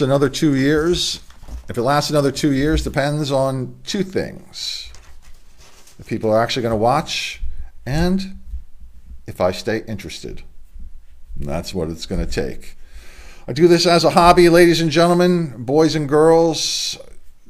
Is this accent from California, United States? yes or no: no; Delaware, United States; my home state here in Delaware